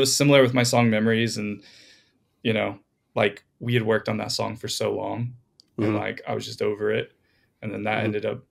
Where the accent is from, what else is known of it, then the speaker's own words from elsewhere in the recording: Florida, United States; moved away as an adult; now in Los Angeles, United States; I moved out to LA like 5 years ago. I'm from Florida originally.